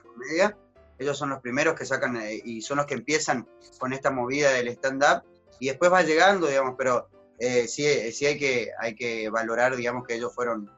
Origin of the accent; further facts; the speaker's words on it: Argentina; now in Santa Cruz, Bolivia; como argentinos nosotros